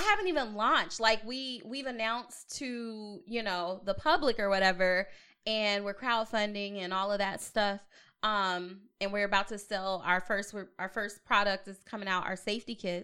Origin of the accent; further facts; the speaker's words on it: Long Beach, California, United States; also born or lived in Atlanta; now in Portland, United States; I'm from Long Beach